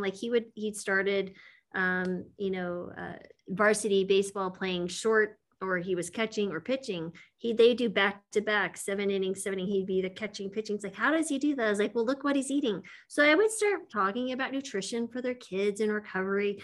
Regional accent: West Texas, Eastern New Mexico, United States; I grew up in Eastern New Mexico, West Texas.

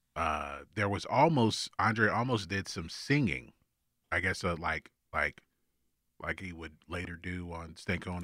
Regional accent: Augusta, Georgia, United States; I'm from Augusta

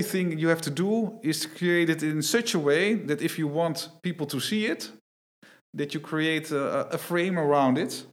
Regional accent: Netherlands; I'm from the Netherlands.

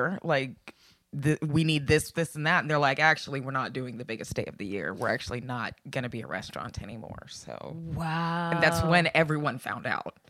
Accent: Harlingen, Texas, United States; also born or lived in Austin, Texas; I first worked at a Chinese buffet in my hometown. In hometown? Harlingen, Texas.

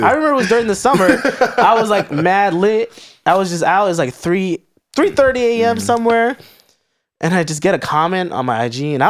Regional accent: New York City, New York, United States; also born or lived in Harlem, New York City; So I was born in Harlem, raised in the Bronx, and then right now I'm the Upper East Side.

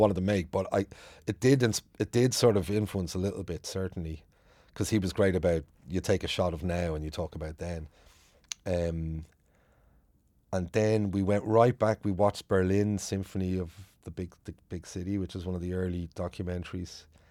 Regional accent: Bray, Leinster, Ireland; now in Dublin, Ireland; I grew up in Bray

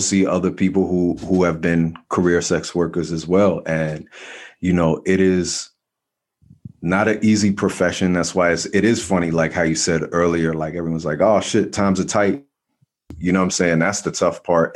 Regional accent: New Jersey, United States; I'm from Jersey

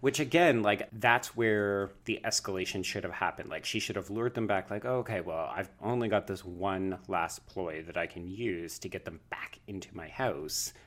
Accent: Canada; I'm also Canadian

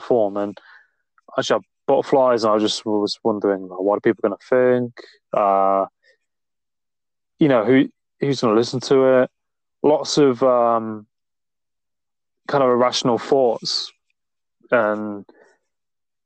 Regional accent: Nottingham, East Midlands, United Kingdom; accent: Midlands; I'm from Nottingham, not too far from Stoke-on-Trent

